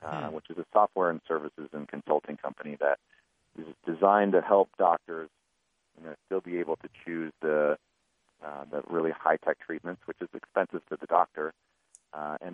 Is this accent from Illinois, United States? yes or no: no; Lake Orion, Michigan, United States; I grew up around Metro Detroit in a very blue-collar town called Lake Orion, Michigan